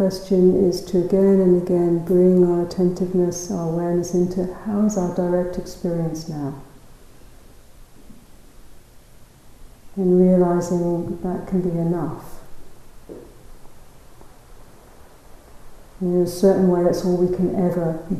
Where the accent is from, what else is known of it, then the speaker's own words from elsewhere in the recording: London, United Kingdom; moved away as an adult; now in South Africa; I was brought up in London, in the south of England